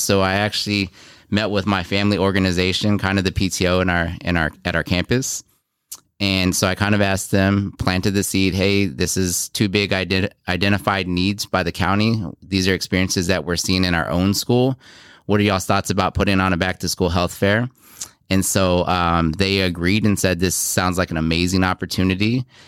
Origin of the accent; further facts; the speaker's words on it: Houston, Texas, United States; moved away as an adult; also born or lived in South Korea / Iowa; now in Beloit, United States; Grew up mostly in Houston